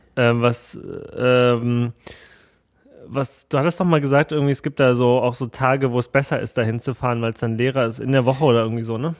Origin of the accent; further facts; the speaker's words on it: Germany; ich komme hier aus Deutschland